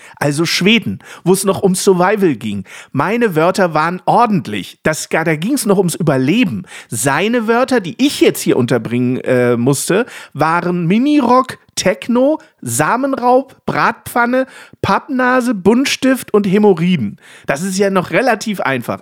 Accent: Lower Saxony, Germany; als Niedersachse

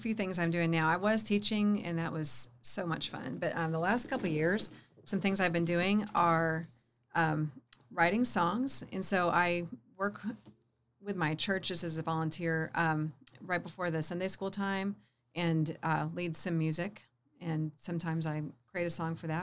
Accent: Illinois, United States; now in Oklahoma City, United States; I'm from Illinois

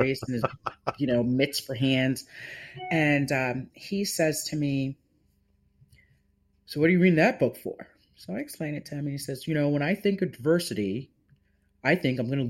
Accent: West Hartford, Connecticut, United States; because I'm Jamaican, because I am Black, because I am from the municipality that we serve

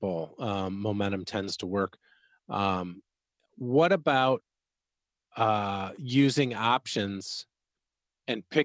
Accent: Chicago, Illinois, United States; I'm from Chicago

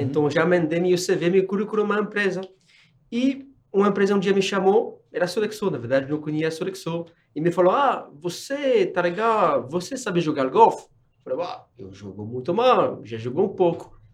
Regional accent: France; Portuguese is a second language; moved away as an adult; also born or lived in Nigeria / Gabon; now in São Paulo, Brazil; não sou brasileiro, sou francês

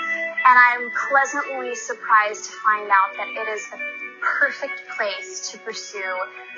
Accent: Midwest, United States; now in Los Angeles, United States; I'm from the Midwest

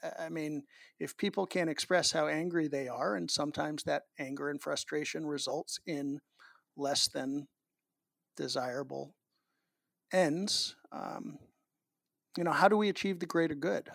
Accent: Massachusetts, United States; Massachusetts, my home state

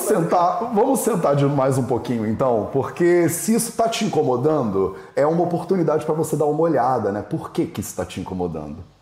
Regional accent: Rio de Janeiro, Brazil; eu criei, fui criado no Rio de Janeiro

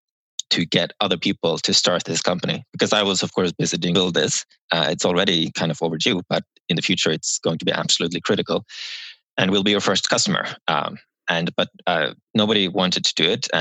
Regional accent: Norway; now in San Francisco, United States; I'm from Norway and I worked in Norway as a policy advisor for the government

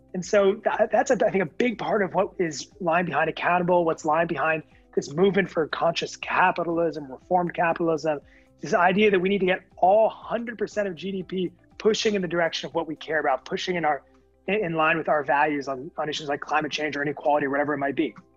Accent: Connecticut, United States; moved away; also born or lived in California; I'm from Connecticut originally, so know that part of the country very well

